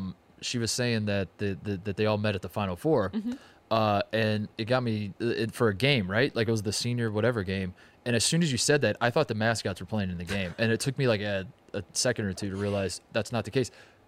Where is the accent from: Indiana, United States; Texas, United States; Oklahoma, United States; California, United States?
Indiana, United States; I'm from Indiana